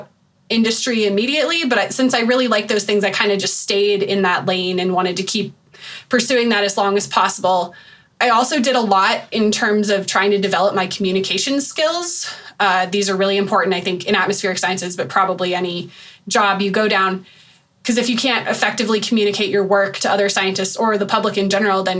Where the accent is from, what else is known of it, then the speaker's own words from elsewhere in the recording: Colorado, United States; I grew up in Colorado